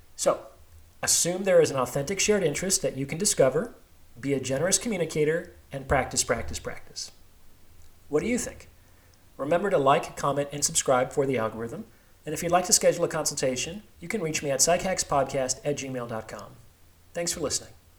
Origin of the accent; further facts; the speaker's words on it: Las Vegas, Nevada, United States; also born or lived in Seattle / New York; now in Bay Area, United States; I was actually born and raised in Las Vegas, a few miles from the strip